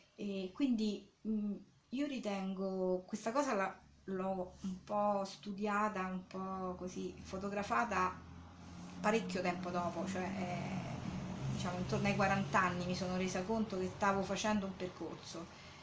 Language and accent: Italian; Rome, Lazio, Italy; moved away as an adult; now in Anticoli Corrado, Italy; provengo diciamo originariamente da Roma eh, dove sono nata e dove ci sono stata fino al 90 più o meno